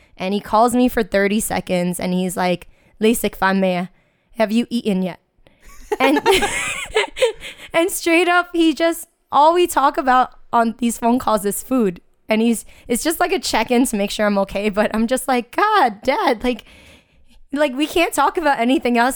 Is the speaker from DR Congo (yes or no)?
no; United States; I grew up in Chinatown and I was born and raised there